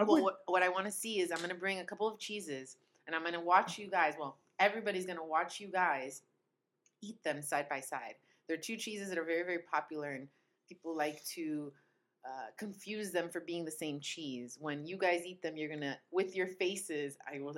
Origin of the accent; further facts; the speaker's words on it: Italy; moved away; as a child growing up in Italy